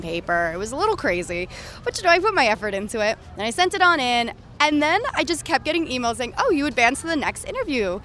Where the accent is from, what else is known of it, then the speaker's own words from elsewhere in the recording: New York, United States; from New York